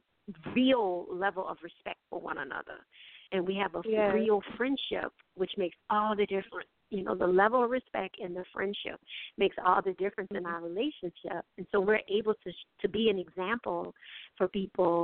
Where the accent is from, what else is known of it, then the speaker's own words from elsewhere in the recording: New Orleans, Louisiana, United States; also born or lived in Montgomery; I came back to New Orleans because I knew I wanted to be back at home